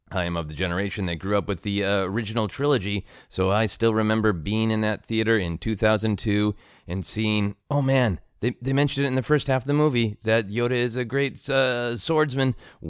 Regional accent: Minnesota, United States; also born or lived in Portland; at the time I lived in Portland, Oregon. I was born in Minnesota. Shortly after, in 81, we moved back to Minnesota, and I had a hard time with the snow

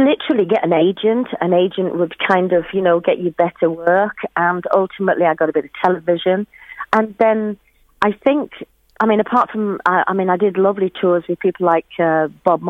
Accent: Shipley, Yorkshire and the Humber, United Kingdom; I was born in Shipley in Yorkshire

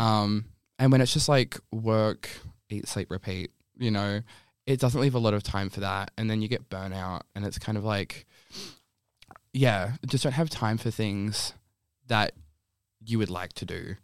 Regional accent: Bunbury, Western Australia, Australia; now in Perth, Australia; I can still live the life I wanna live and be in my hometown

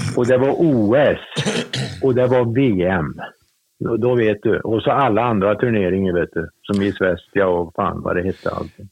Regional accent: Torsby, Värmland, Sweden; also born or lived in Hagfors / Gothenburg; now in Sunne, Sweden; jag bodde kvar hos mormor och morfar tills jag var åtta år

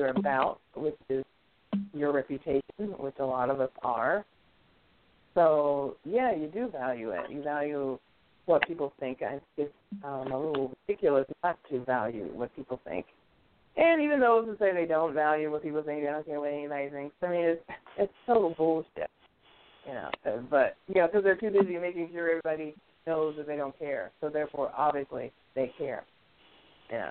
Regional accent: New York, United States; moved away; also born or lived in Tennessee; When I grew up, I grew up primarily in New York

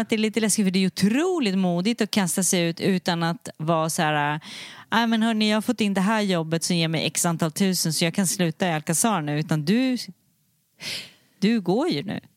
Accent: Sweden; moved away as an adult; also born or lived in Mallorca, Spain; jag är ju svensk och jag mm. är, känner mig svensk, men på ett sätt. Jag är svensk i passet

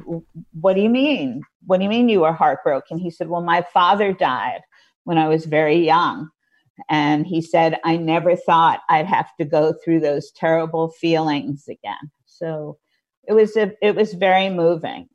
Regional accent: Scarsdale, New York, United States; I grew up in Scarsdale, New York.

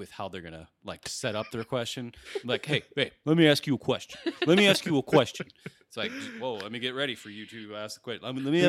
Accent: Baltimore, Maryland, United States; I'm from Baltimore.

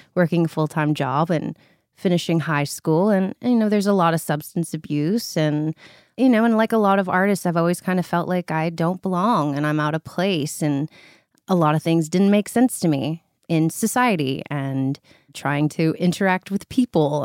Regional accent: North Vancouver, British Columbia, Canada; I'm from North Vancouver, British Columbia

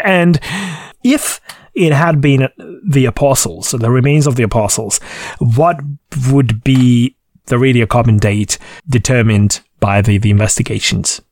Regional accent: Székesfehérvár, Fejér, Hungary; Székesfehérvár in my hometown

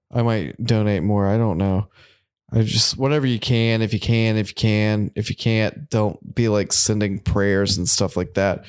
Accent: United States; we're American

